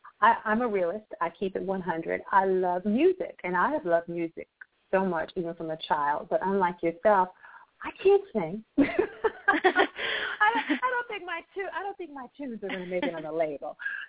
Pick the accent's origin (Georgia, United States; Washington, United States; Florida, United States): Georgia, United States; Atlanta; I was working a venue in my hometown, Atlanta, Georgia, and I had a chance to meet Jimmy Chesnick.